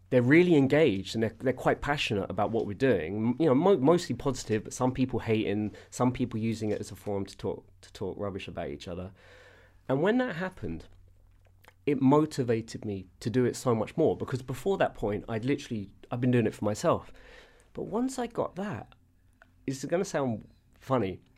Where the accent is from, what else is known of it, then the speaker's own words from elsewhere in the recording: London, United Kingdom; I'm from Southwest London